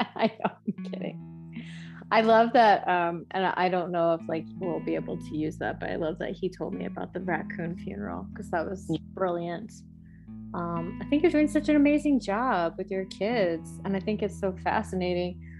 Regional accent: East Coast, United States; moved away as an adult; now in California, United States; I'm from the East Coast and we've only lived out here in California for three years

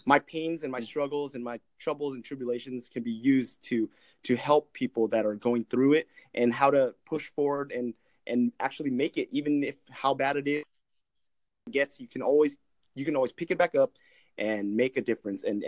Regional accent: Orange County, California, United States; I'm from California, Orange County.

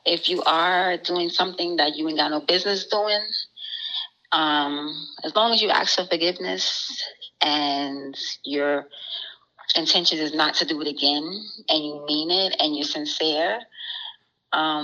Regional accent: Yonkers, New York, United States; also born or lived in Florida; I'm from Yonkers / Florida.

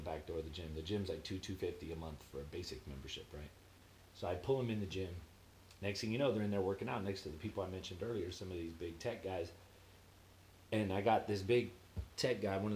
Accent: Cathedral City, California, United States; moved away as an adult; also born or lived in Palo Alto; I'm from Cathedral City. I say Palm Springs because nobody knows what Cathedral City is.

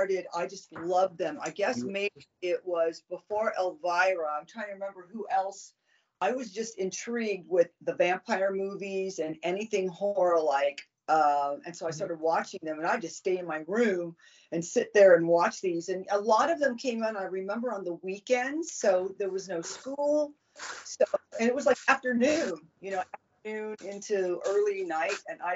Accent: Southern California, United States; growing up in Southern California

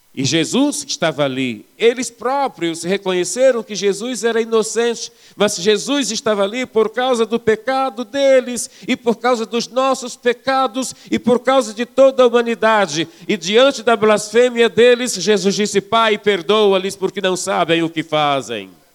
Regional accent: Belford Roxo, Rio de Janeiro, Brazil; moved away as an adult; now in Minas Gerais, Brazil; eu morava em Belo Roxo, na Baixada Fluminense. Eu sou do estado do Rio. Agora eu sou mineiro, porque já estou, já vai fazer 20 anos que eu estou aqui.

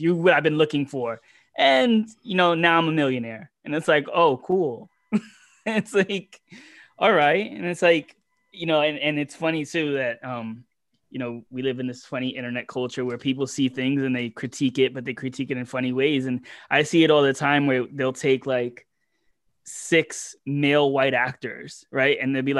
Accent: Manhattan, New York, United States; especially growing up in Manhattan or New York, where it's you have all these this different demographics

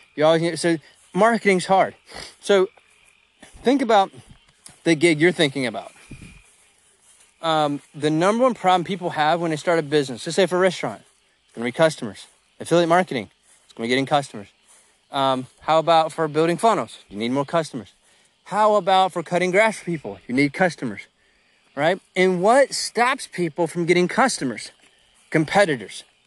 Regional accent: United States; I'm an American too

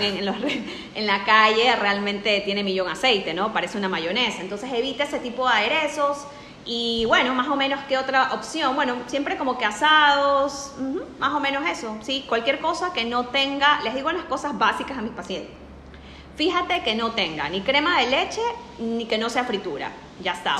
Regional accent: Ecuador; also born or lived in Spain; yo soy de Ecuador

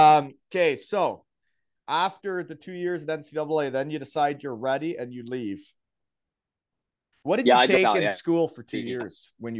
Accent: Elmira, Ontario, Canada; growing up in Elmira

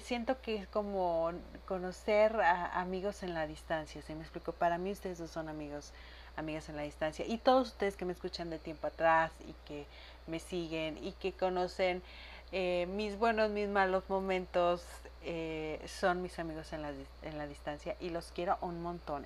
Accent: Chihuahua, Mexico; ya había llegado a mi tierra, porque en cuanto pisé suelo chihuense

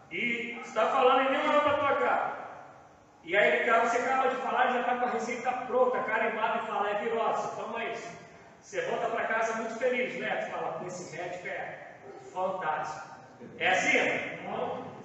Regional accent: Campo Grande, Mato Grosso do Sul, Brazil; eu sou nascido e criado em Campo Grande

